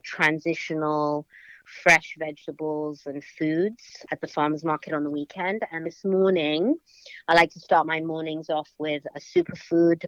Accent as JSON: {"language": "English", "region": "London", "country": "United Kingdom", "tie": "born or raised there", "moved": "as an adult", "lives_now": "United States", "said": "I was brought up in London and grew up in the 80s in London"}